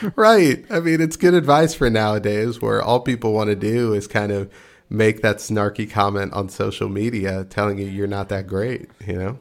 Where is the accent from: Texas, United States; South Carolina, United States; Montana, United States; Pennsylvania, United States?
Texas, United States; I'm from Texas